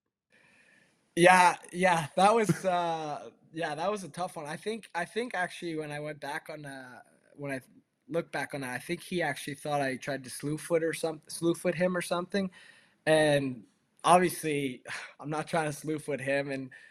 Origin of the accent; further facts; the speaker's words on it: Toronto, Ontario, Canada; now in Buffalo, United States; I grew up in Toronto, so obviously not not far from Buffalo.